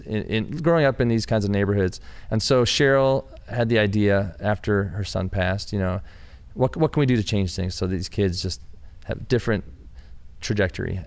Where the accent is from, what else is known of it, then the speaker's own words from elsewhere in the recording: Michigan, United States; I'm from Michigan, you know, and, and we have our small towns that are similar